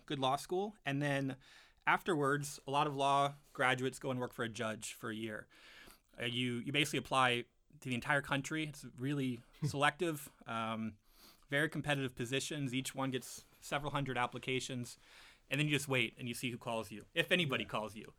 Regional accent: Arlington, Virginia, United States; now in Michigan, United States; I grew up in Arlington, Virginia

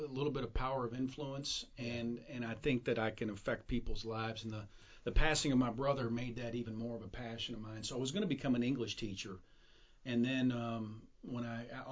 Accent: Southern Indiana, United States; accent: drawl; moved away; also born or lived in New Albany, Indiana; I was in a couple different towns, moved a couple different elementary schools, but it was Southern Indiana

